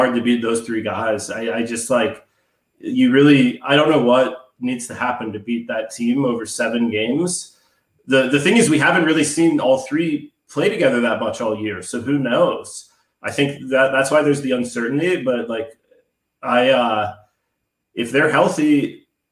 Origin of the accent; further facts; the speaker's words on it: Pittsburgh, Pennsylvania, United States; I grew up in Pittsburgh